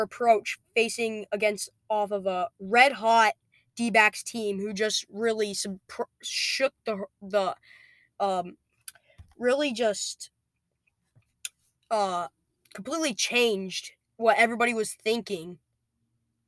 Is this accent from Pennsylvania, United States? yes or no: yes; Pennsylvania, United States; now in Alaska, United States; born and raised in Pennsylvania before we moved up to Alaska and started the league